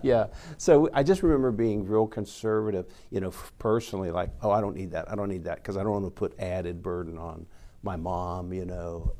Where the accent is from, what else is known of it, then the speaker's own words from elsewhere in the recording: United States; we grew up here in America